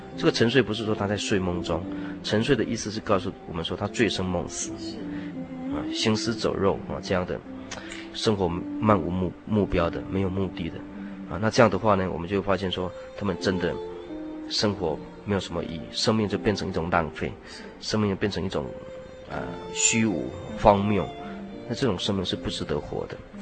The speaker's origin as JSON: {"language": "Chinese", "country": "Taiwan", "said": "我们台湾人已经变成了一种灾难的健忘症"}